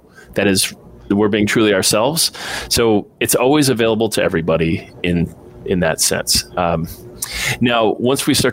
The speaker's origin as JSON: {"language": "English", "region": "Midwest", "country": "United States", "tie": "born or raised there", "said": "I was raised in the Midwest"}